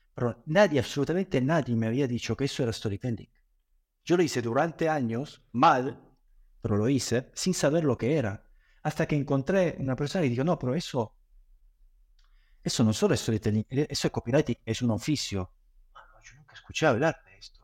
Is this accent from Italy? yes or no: yes; Italy; moved away as an adult; also born or lived in Granada, Spain / Buenos Aires, Argentina; me fui eh, de Italia, donde nací me formé hasta los 19 años